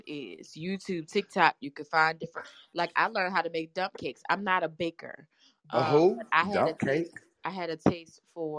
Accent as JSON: {"language": "English", "town": "Baltimore", "region": "Maryland", "country": "United States", "said": "I'm from Baltimore"}